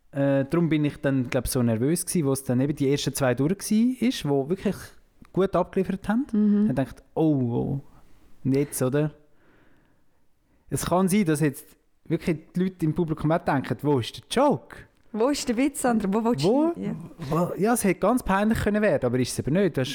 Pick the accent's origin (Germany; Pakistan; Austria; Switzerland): Switzerland; Jona, St. Gallen; Ah, vom Kreis 6 aus Jona, hä?